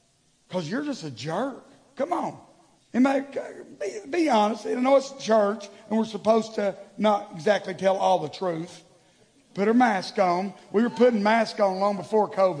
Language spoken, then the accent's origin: English; the South, United States; growing up in the South